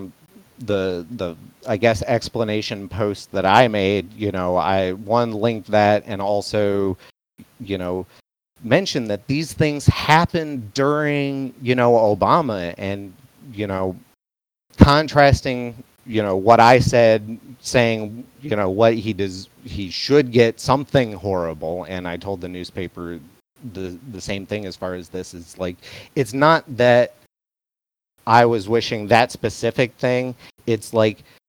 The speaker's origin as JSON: {"language": "English", "town": "Flint", "region": "Michigan", "country": "United States", "tie": "born or raised there", "moved": "as an adult", "lives_now": "San Antonio, United States", "said": "I'm from Flint. I was born in Flint in the 80s"}